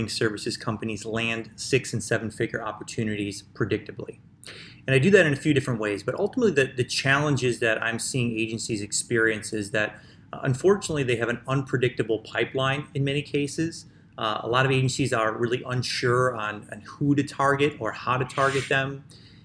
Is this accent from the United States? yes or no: yes; Chicago, Illinois, United States; I'm from Chicago, which, you know, is the birthplace of house music